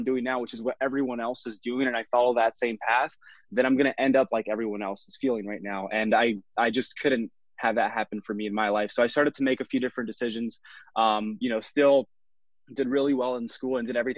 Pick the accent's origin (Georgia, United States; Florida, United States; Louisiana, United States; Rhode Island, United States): Florida, United States; Miami; moved away as an adult; also born or lived in Puerto Rico; now in Tampa Bay area, United States; I was born in Puerto Rico, raised in Miami since I was 2 years old